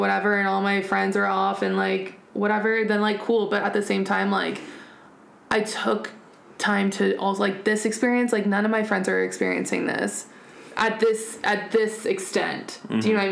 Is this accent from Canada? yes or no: no; United States; now in Germany; we are American, living on an American base